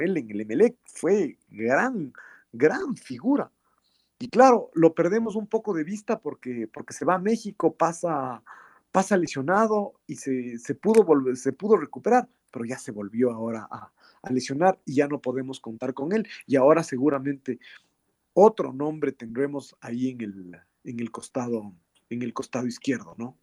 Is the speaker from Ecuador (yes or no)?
yes; Ecuador; nosotros somos de Ecuador